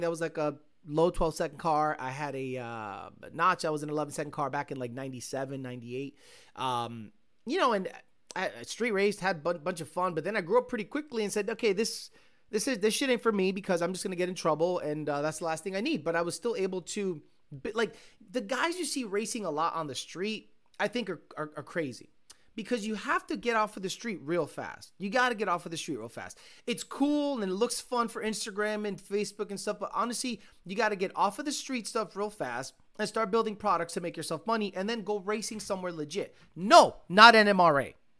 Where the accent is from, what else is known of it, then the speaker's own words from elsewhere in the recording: Springfield, Massachusetts, United States; also born or lived in Stoughton, Massachusetts / Puerto Rico; I was born in Stoughton, and at nine months old, moved to Puerto Rico, and then till I was six years old, came back, uh, moved to, uh, Springfield.